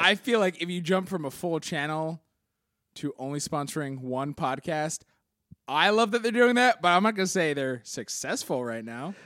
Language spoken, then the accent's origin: English; Philadelphia, Pennsylvania, United States; I was from Philly